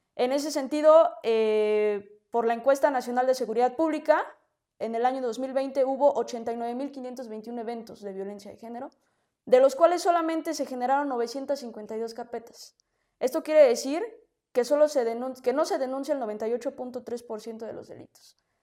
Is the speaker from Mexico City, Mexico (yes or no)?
yes; Mexico City, Mexico; nací en la Ciudad de México